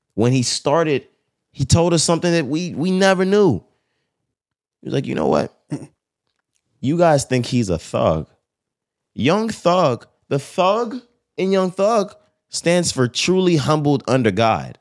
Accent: Texas, United States; I'm from Texas

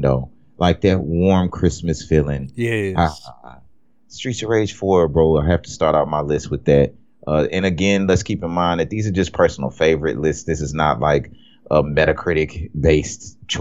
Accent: United States; I'm American.

